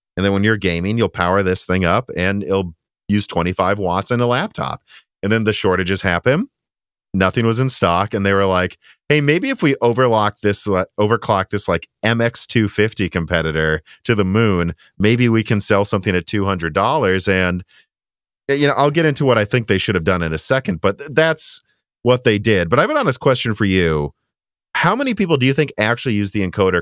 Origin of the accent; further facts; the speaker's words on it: Minnesota, United States; accent: Midwestern; moved away; also born or lived in Illinois; my weird Midwestern accent